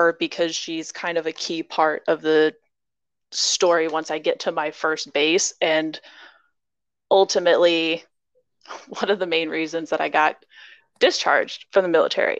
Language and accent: English; Iowa, United States; I grew up in Iowa